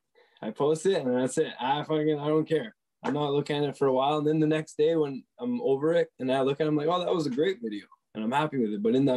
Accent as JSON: {"language": "English", "town": "Sudbury", "region": "Ontario", "country": "Canada", "accent": "Sudbury, French Canadian", "said": "I'm from Sudbury, Ontario, and my Sudbury comes out when I speak on like live."}